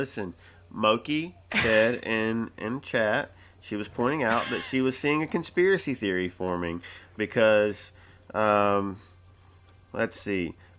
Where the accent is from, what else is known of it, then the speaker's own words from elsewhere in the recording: Tennessee, United States; I'm from Tennessee.